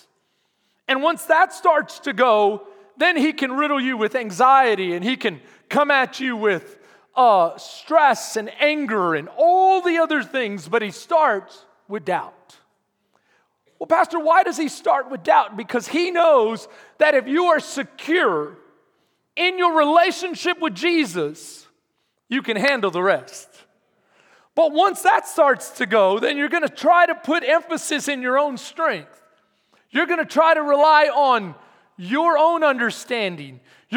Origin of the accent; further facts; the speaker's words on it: Texas, United States; we're tough, Texans.